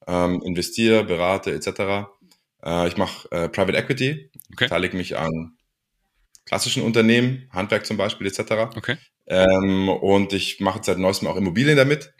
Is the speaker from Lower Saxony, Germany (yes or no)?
no; Ulm, Baden-Württemberg, Germany; also born or lived in United States; ich bin in, in Ulm geboren